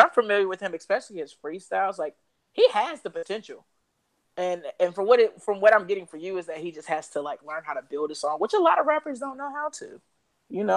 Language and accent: English; North Carolina, United States; I'm from North Carolina